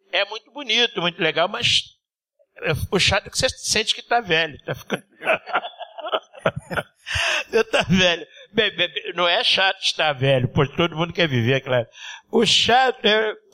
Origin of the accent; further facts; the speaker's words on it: Rio de Janeiro, Brazil; É, sou nascido e criado em Mangueira. É, minha mãe era baiana da Mangueira.